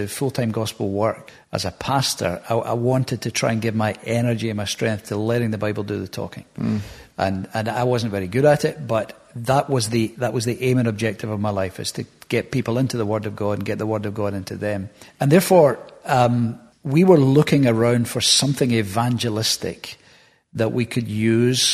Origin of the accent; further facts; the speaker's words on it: Hamilton, Scotland, United Kingdom; also born or lived in Bellshill / Glasgow; Born in Belsill Maternity, lived in Hamilton most of my life, that area, further south for a while, but mostly Hamilton growing up.